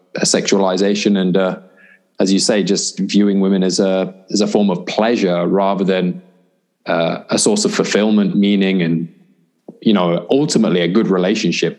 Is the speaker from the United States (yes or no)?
no; United Kingdom; by the time I was 16 and growing up in Britain